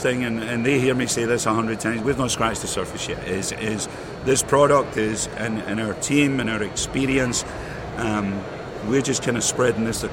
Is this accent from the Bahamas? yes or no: no; Glasgow, Scotland, United Kingdom; moved away; I grew up in Glasgow, Scotland. You know, I spent majority of my life there